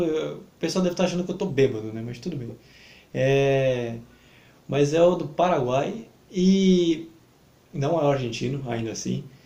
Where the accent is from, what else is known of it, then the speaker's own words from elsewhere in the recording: Baixada Santista, São Paulo, Brazil; a gente é da Baixada Santista, então eu falo aqui por, aqui por Santos porque a gente é daqui da Baixada